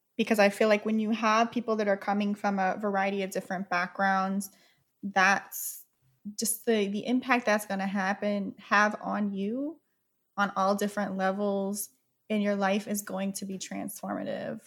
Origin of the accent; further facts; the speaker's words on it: Oklahoma, United States; moved away; I was born in Oklahoma. It's a very overtly racist town